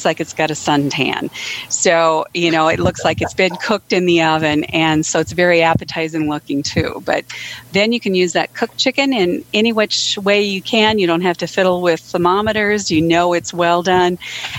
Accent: Edgeley, North Dakota, United States; Good evening. This is … I'm from Edgeley, North Dakota.

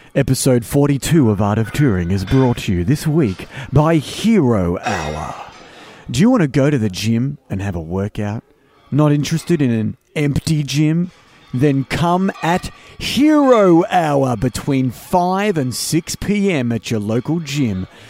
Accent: Melbourne, Victoria, Australia; also born or lived in Greensborough, Melbourne / Epping, Melbourne; I did grow up in Melbourne.

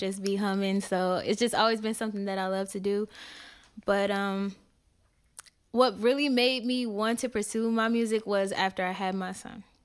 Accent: Indiana, United States; where I'm from, I'm from Indiana.

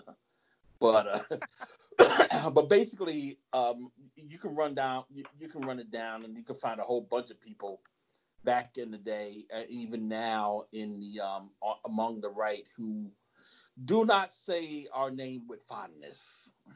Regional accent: New Jersey, United States; I'm from Jersey

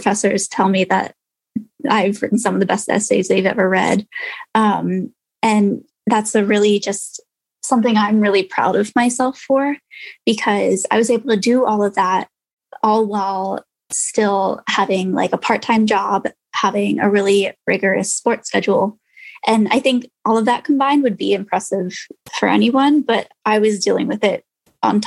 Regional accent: Wilmington, Delaware, United States; moved away as an adult; also born or lived in California; I'm from Wilmington, Delaware, and I'm currently attending the University of Southern California.

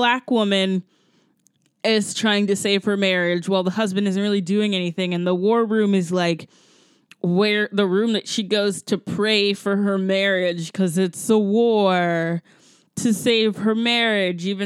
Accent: Augusta, Georgia, United States; my hometown of Augusta, Georgia

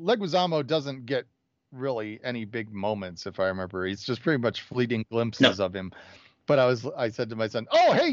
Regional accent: Chicago, Illinois, United States; now in Denver, United States; I grew up in Chicago

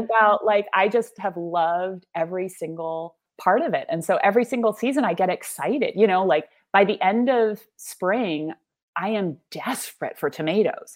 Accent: California Central Coast, United States; also born or lived in New York; I'm just at home here

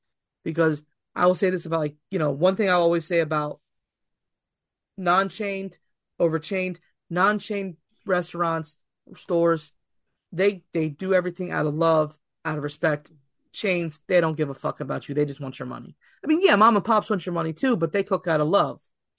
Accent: Philadelphia, Pennsylvania, United States; My family was born and raised in Philadelphia. I have roots all throughout South Philly, apparently.

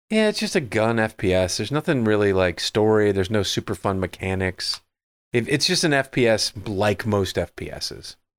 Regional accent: Midwest, United States; growing up in the Midwest

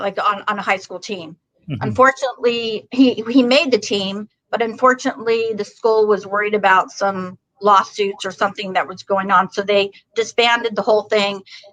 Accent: California, United States; I'm originally from Northern California.

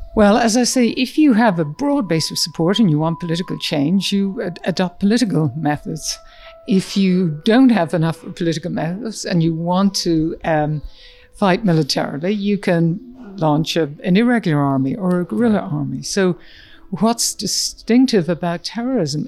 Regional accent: Ireland; moved away as an adult; also born or lived in Dublin, Ireland / United States; growing up in Ireland at a time when Northern Ireland was exploding in an environment in rural Ireland

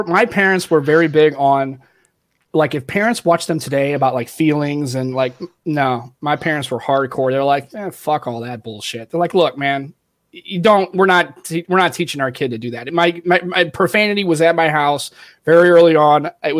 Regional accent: St. Louis, Missouri, United States; I grew up in St. Louis.

